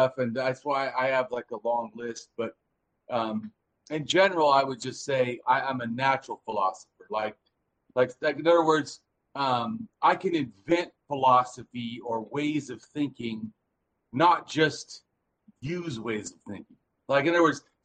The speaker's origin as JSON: {"language": "English", "region": "Southern California", "country": "United States", "said": "I'm from Southern California, and I'm an ex-innocent street kid."}